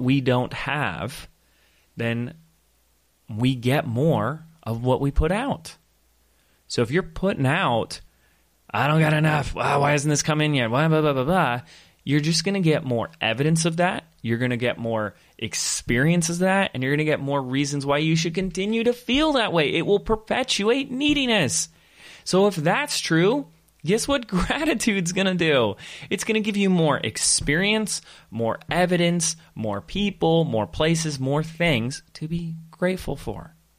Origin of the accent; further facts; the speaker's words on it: Laguna Beach, California, United States; the little, little beach town, my hometown, Same as hometown as my wife, Laguna Beach